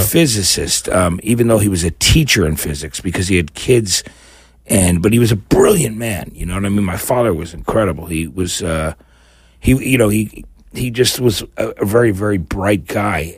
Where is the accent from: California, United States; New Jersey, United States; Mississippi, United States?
New Jersey, United States; New Brunswick; moved away as an adult; also born or lived in New Orleans / San Francisco; now in Los Angeles, United States; growing up in New Jersey